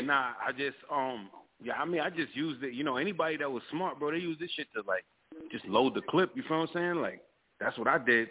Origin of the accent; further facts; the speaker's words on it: Riverhead, New York, United States; also born or lived in Long Island; I'm from Long Island. Um, I'm from Riverhead, you know, but I live all over Long Island